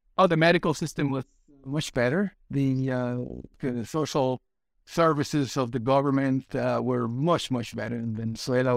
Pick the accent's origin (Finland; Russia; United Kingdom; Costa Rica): Costa Rica; English is a second language; moved away as an adult; also born or lived in United States; I went to work at the National Bank of Costa Rica.